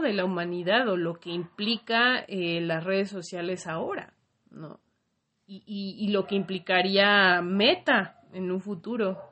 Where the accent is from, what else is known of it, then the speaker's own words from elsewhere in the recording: Mexico; como mexicanos y como latinoamericanos